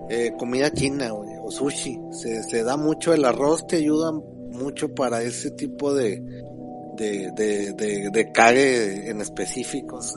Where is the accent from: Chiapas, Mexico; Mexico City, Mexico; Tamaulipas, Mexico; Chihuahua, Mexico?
Tamaulipas, Mexico; Yo soy de Tamaulipas.